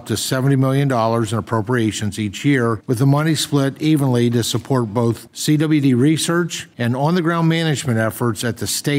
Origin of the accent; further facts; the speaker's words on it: Pennsylvania, United States; the problem doesn't stop in my home state.